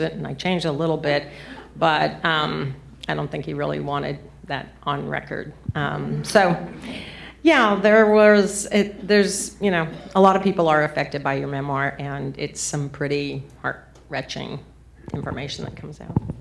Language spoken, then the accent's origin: English; southern New Mexico, United States; I was seven years old, and I was in a small town in southern New Mexico